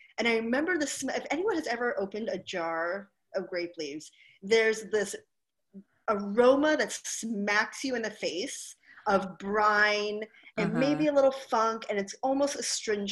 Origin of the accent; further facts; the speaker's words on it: Hawaii, United States; moved away; I grew up in Hawaii